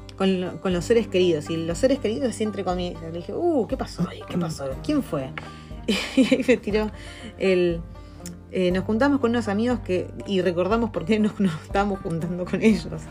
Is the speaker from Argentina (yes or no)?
yes; Argentina; moved away as an adult; now in New Zealand; nosotros somos argentinos